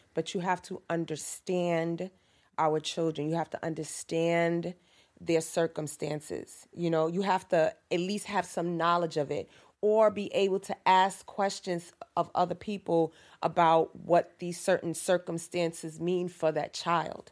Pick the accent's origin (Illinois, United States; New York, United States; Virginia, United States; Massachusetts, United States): New York, United States; New York City; also born or lived in Harlem, New York; I'm from Harlem, yes, and I grew up in Lakeview, and I'm back here in East Harlem again